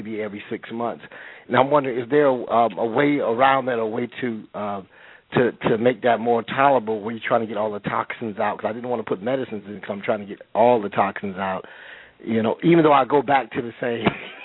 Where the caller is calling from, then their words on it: California, United States; I'm calling from California.